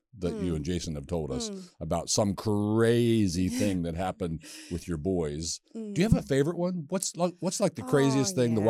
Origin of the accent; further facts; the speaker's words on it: Westminster, Maryland, United States; we're both from the same town in Maryland. We're both from Westminster.